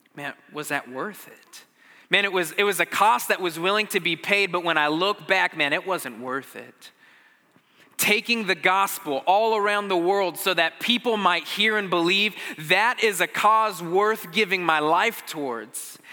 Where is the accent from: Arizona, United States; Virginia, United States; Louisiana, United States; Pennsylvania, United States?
Arizona, United States; I grew up in Arizona